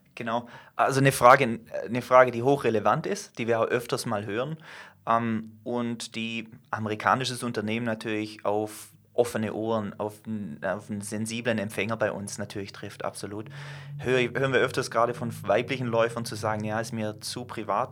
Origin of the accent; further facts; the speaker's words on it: Germany; wir als Deutsche, zähle ich mich selber dazu